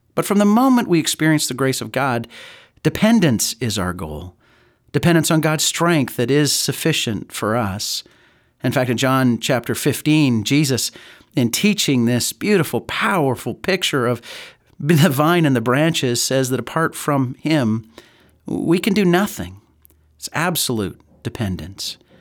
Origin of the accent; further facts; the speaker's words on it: Calgary, Alberta, Canada; growing up in Calgary